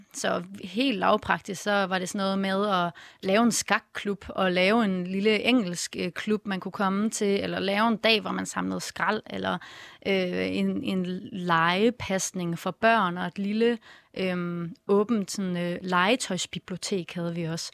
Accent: Vejle, Southern Denmark, Denmark; jeg er opvokset i Vejle

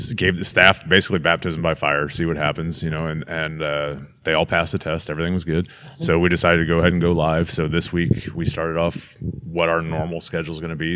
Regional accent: St. Louis, Missouri, United States; as a child growing up in St. Louis

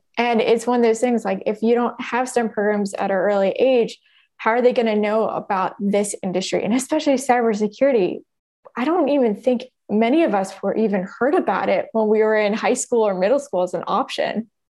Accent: Oakland, California, United States; I grew up in Oakland

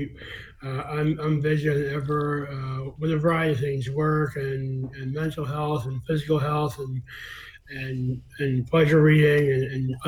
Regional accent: Fairfax, Virginia, United States; also born or lived in Vienna, Austria / London, England; Near here, actually, in Fairfax, Virginia. Grew up in Fairfax.

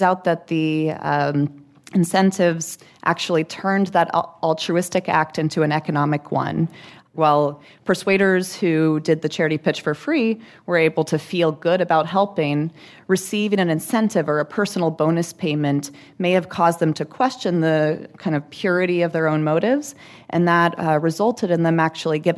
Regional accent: Arlington, Texas, United States; now in New York, United States; I'm from Arlington, Texas

